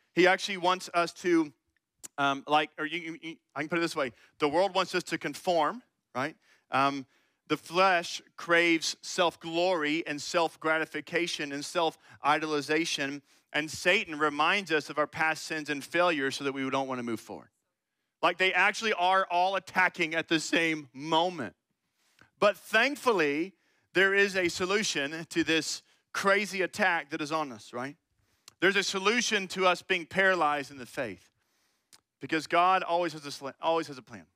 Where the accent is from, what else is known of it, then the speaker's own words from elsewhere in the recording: Austin, Texas, United States; moved away as an adult; now in Bryan–College Station, United States; I'm actually from Austin and went to high school there